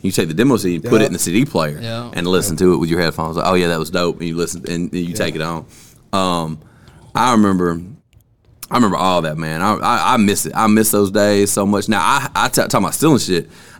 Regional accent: Vernon, Alabama, United States; moved away; I was raised in Vernon, Sullivan, Alabama, so when I moved here

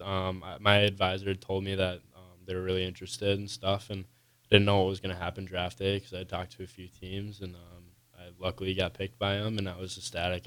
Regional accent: Coon Rapids, Minnesota, United States; moved away; I'm from Coon Rapids, Minnesota, which is about twenty-five minutes out from the cities

